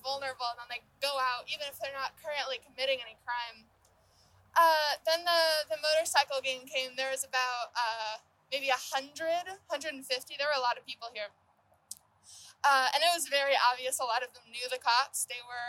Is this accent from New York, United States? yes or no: no; Austin, Texas, United States; I am from Austin, born and raised